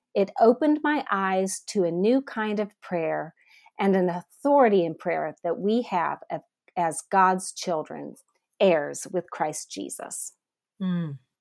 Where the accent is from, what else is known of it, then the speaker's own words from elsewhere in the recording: Northeast Ohio, United States; also born or lived in South Africa; now in Atlanta, United States; I am originally from Northeast Ohio, but I now live in South Atlanta